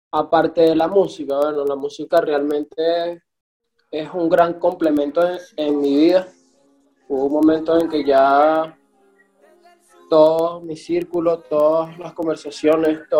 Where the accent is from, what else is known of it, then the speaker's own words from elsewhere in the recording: Valles del Tuy, Miranda, Venezuela; moved away as an adult; also born or lived in Caracas, Venezuela; now in Medellín, Colombia; le vengo de los valles del Tuy, de repente un pueblo, salté a Caracas